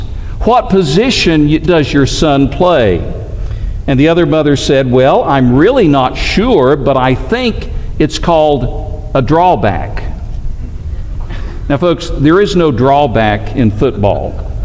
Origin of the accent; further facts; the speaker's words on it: Alabama, United States; also born or lived in Tennessee; I'm from Alabama. Alabama and Auburn are two really big rivals. I happen to be a Tennessee fan myself. I grew up there.